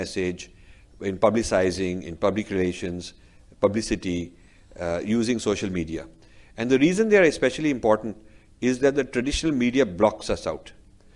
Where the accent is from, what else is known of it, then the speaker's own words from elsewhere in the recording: Delhi, India; moved away as an adult; now in United States; until I was 20, I lived in Delhi.